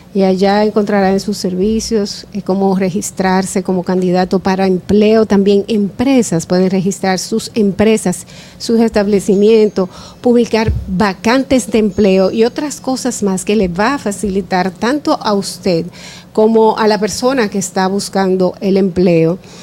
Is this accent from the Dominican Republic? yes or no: yes; Dominican Republic